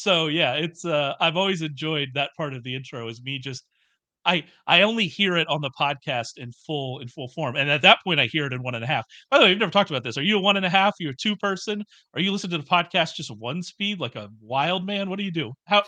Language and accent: English; Texas, United States; accent: Southern; I am a Southerner. I am from Texas.